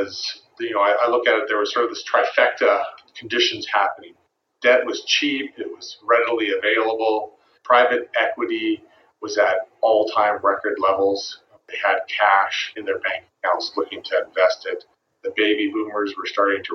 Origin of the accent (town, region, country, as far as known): Vancouver, British Columbia, Canada; born or raised there